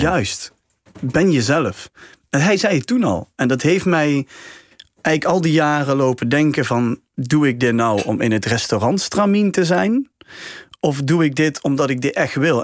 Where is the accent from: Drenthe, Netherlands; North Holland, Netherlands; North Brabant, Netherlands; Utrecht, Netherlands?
North Brabant, Netherlands; Helmond; bij ons in Helmond